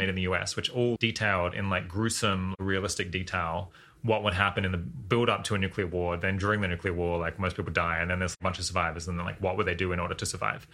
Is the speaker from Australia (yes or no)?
yes; Australia; as an Australian